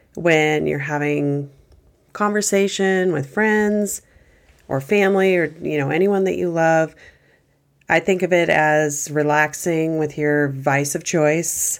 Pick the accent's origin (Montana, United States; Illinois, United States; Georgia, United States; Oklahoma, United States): Montana, United States; growing up in Montana